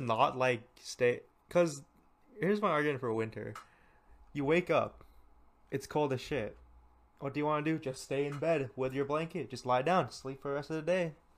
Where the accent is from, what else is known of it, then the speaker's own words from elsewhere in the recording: California, United States; I'm from California